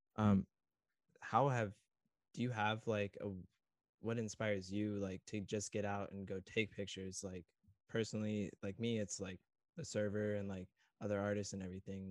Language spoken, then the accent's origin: English; Southern California, United States; I grew up down in SoCal